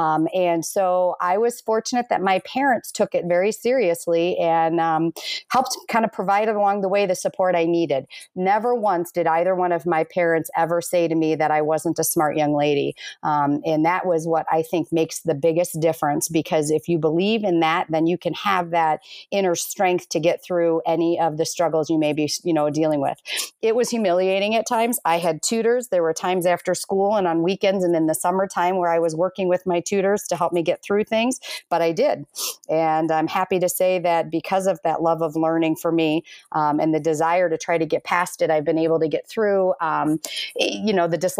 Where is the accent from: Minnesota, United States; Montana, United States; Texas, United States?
Minnesota, United States; born there; I was born in Minnesota, but I've been raised all over